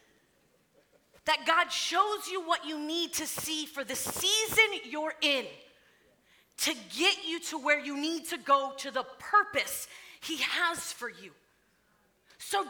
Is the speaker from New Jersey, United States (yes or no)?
no; Florida, United States; moved away as an adult; I was born in Florida, raised in Florida. That's home.